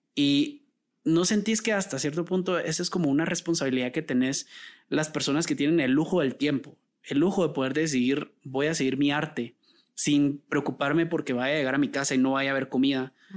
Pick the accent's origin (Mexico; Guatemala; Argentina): Guatemala; los guatemaltecos tenemos un acento neutral